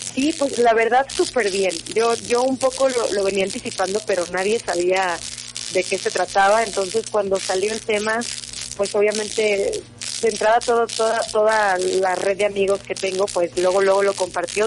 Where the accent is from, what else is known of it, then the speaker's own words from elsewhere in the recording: Mazatlán, Sinaloa, Mexico; moved away as an adult; now in Mexico City, Mexico; yo soy orgullosamente de Mazatlán, Sinaloa, 100%